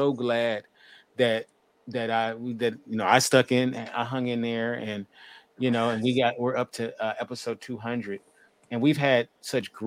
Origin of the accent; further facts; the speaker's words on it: Los Angeles, California, United States; I'm from Los Angeles